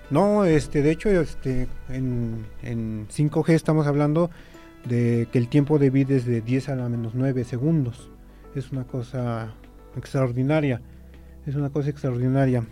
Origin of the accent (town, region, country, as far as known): Mexico